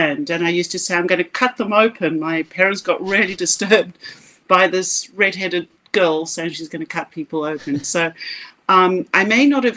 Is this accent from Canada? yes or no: no; South Africa; If you can't hear my accent, I grew up in South Africa